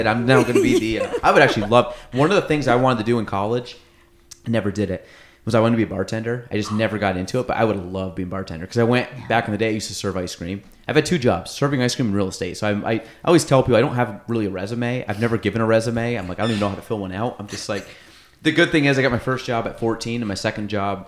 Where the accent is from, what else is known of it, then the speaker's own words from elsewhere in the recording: Chazy, New York, United States; I grew up in Chazy